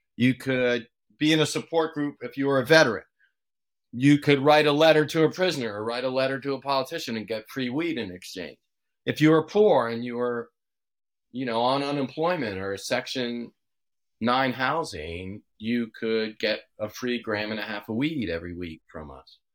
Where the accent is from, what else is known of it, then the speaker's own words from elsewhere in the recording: Washington, District of Columbia, United States; now in Oakland, United States; my brother and I grew up in the Washington, D C area